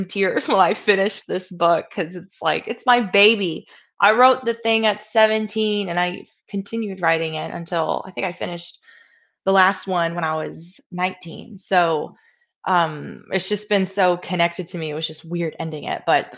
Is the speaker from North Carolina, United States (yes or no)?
no; Georgia, United States; moved away; I'm from the South, so I'm from Georgia originally